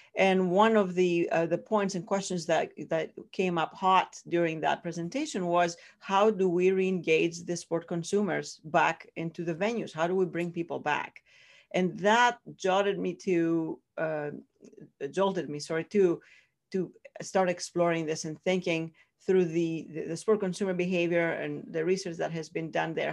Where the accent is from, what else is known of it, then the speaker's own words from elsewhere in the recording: Greece; accent: Greek; English is a second language; moved away as an adult; Greece, I'm from Greece originally. That's where the accent comes from